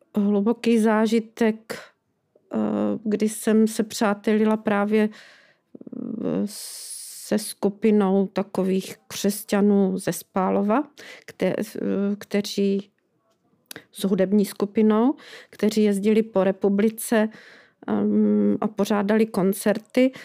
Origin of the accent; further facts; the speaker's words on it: Lešná, Zlín Region, Czechia; also born or lived in Rožnov pod Radhoštěm; now in Valašská Bystřice, Czechia; já jsem prožívala dětství u babičky v Lešné, u Valašského Meziříčí